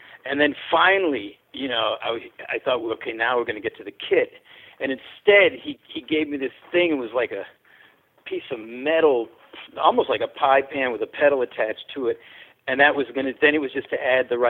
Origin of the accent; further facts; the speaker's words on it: New Haven, Connecticut, United States; moved away; also born or lived in New York; I'm from New Haven